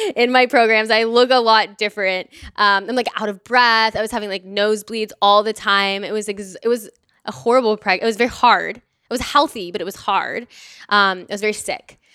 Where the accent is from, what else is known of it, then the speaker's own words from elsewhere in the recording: Dallas, Texas, United States; now in Austin, United States; I'm from Dallas, Texas. I live here in Austin